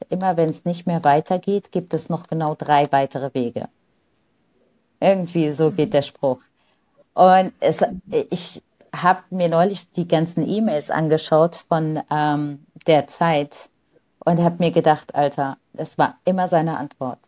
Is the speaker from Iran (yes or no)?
no; Lebanon; now in Germany; ich bin im Libanon in einer Nonnenschule groß geworden